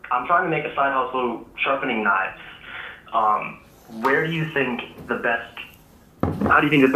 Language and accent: English; Athens, Georgia, United States; I'm from Athens, Georgia.